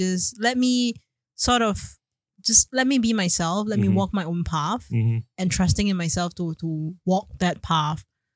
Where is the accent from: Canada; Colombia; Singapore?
Singapore; now in Malaysia; I'm Singaporean, but I do stay in Malaysia